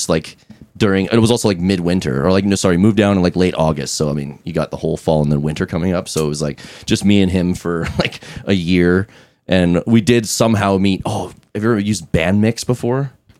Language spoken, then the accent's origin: English; Fort McMurray, Alberta, Canada; moved away as an adult; now in Edmonton, Canada; I'm originally from Fort McMurray. And I moved down here with our former bass player, right during COVID. And it was like in a really small, crappy industrial town, like Fort Mac.